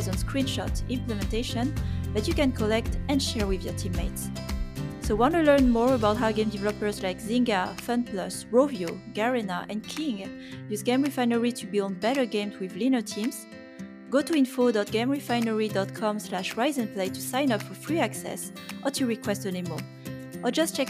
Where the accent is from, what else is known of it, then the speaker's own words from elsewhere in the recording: France; I was born in France, but my parents are coming from Vietnam